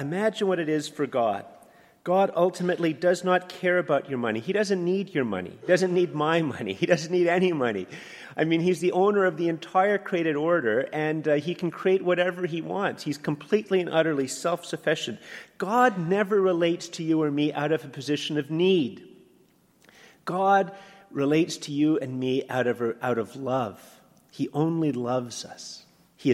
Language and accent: English; Canada; I'm a Canadian